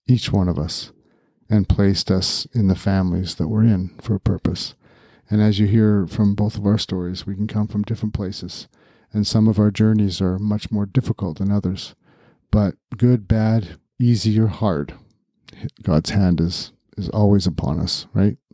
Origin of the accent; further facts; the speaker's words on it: New Westminster, British Columbia, Canada; I was born in June of nineteen sixty-seven in New Westminster, B C